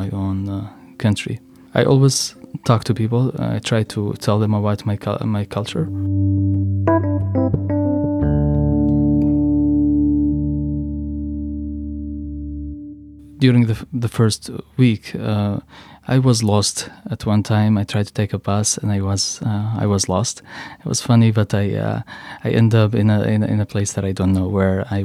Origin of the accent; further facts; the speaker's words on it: Yemen; English is a second language; moved away as an adult; now in Washington, D.C., United States; I am from the Republic of Yemen